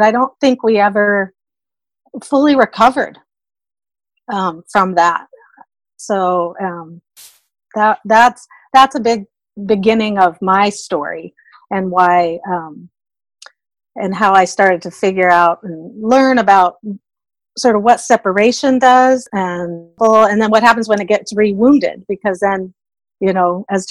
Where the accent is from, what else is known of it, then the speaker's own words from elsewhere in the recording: Seattle, Washington, United States; also born or lived in Bay Area, California; we moved from the Bay Area to Seattle when I was a baby